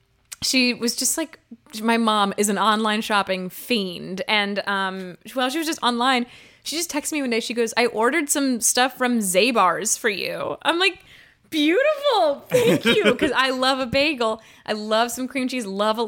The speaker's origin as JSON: {"language": "English", "town": "Los Angeles", "region": "California", "country": "United States", "tie": "born or raised there", "said": "I'm from LA."}